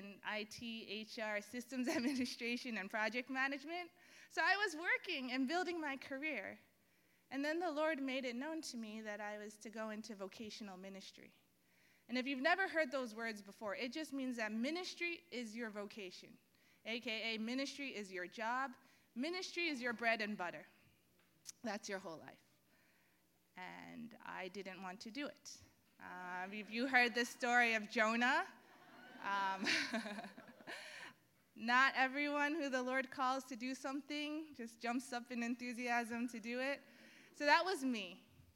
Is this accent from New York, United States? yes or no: yes; New York City, New York, United States; I was born and raised right here in Bay Ridge, Brooklyn